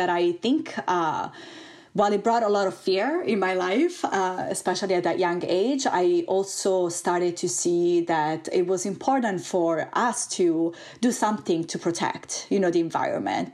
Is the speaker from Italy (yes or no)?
yes; Italy; moved away as an adult; also born or lived in California, United States; I am originally from Italy